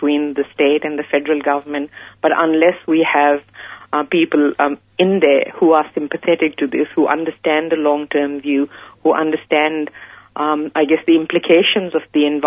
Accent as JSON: {"language": "English", "country": "Pakistan", "tie": "born or raised there", "moved": "yes", "said": "I come from Pakistan originally. That's where I grew up."}